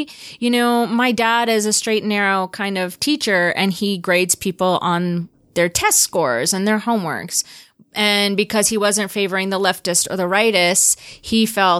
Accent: Adana, Turkey; born there; So I was born in Adana, Turkey, which is in southeastern Turkey on the border of Syria.

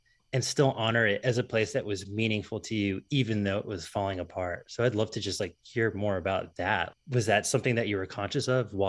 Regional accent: Loxahatchee, Florida, United States; I'm from a town called Loxahatchee, Florida.

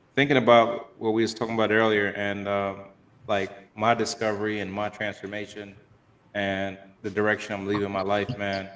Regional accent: Miami, Florida, United States; I grew up here in Miami

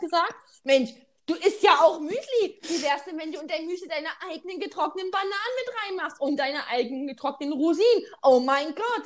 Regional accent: Saxony, Germany; accent: Saxon; unserem sächsischen Dialekt

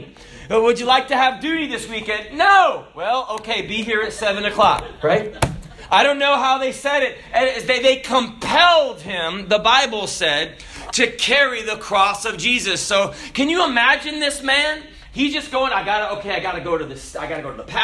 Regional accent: Kenya; I was born in Kenya

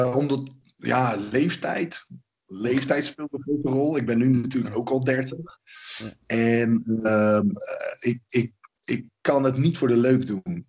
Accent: Ede, Gelderland, Netherlands; mijn ouders hebben toen een hele school in Ede gevonden. Eh, dat is, dat waar ik vandaan kom

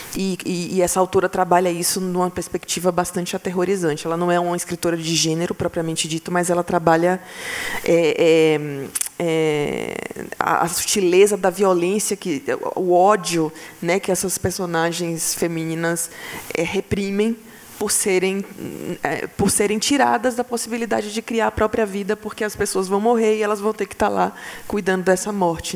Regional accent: Bahia, Brazil; eu sou baiana

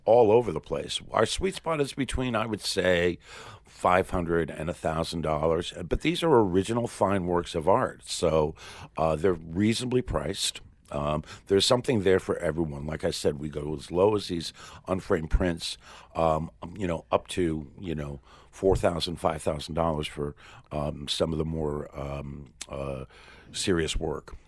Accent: Portsmouth, New Hampshire, United States; when I was young, growing up in Portsmouth, New Hampshire

